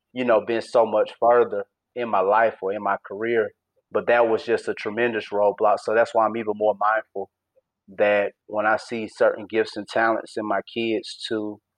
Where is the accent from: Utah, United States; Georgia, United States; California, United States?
Georgia, United States; East Point; born and raised in East Point, Georgia